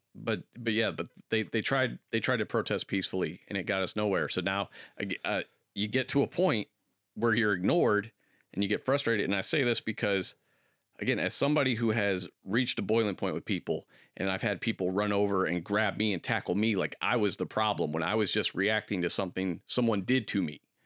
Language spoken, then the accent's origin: English; Akron, Ohio, United States; growing up in Akron